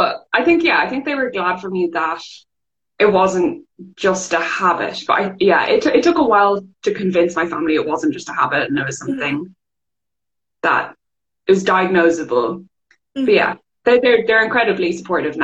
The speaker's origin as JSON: {"language": "English", "country": "Ireland", "tie": "born or raised there", "also_born_or_lived": "England", "accent": "Irish", "said": "I moved country from England to Ireland"}